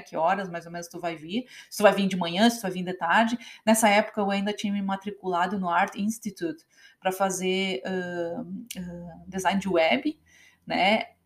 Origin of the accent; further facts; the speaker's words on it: Novo Hamburgo, Rio Grande do Sul, Brazil; moved away as an adult; now in United States; eu venho de Novo Hamburgo, essa cidade que sempre foi a capital do calçado